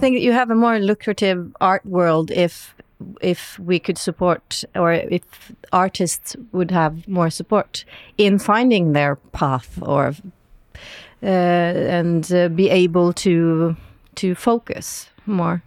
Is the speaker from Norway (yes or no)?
yes; West Coast of Norway, Western Norway, Norway; I'm from the West Coast